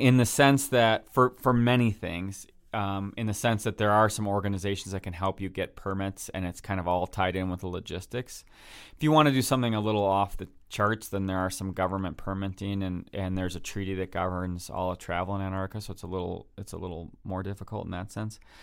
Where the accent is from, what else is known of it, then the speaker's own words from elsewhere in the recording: Wisconsin, United States; I'm from Wisconsin